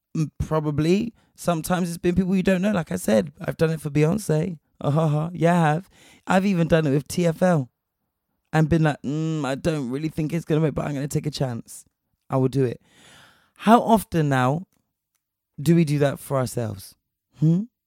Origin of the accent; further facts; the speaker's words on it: Spain; moved away; I was raised in Spain